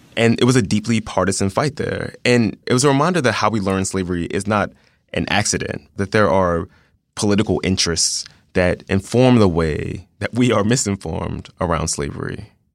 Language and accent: English; Philadelphia, Pennsylvania, United States; I went to an all-black elementary school. All of my teachers were black. I'm from South Philadelphia